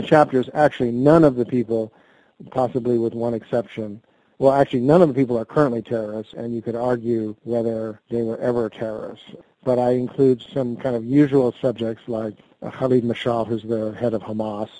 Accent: United States; I'm an American and I'm an American reporter

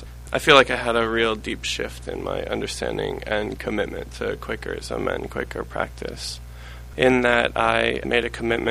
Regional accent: Richmond, Virginia, United States; I grew up in Richmond, in the Richmond, Virginia monthly meeting. So went through the Baltimore Yearly Meeting camping program and then the Young Friends program there.

